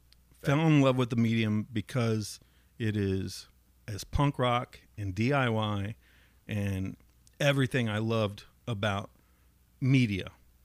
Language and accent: English; Dayton, Ohio, United States; growing up in East Dayton.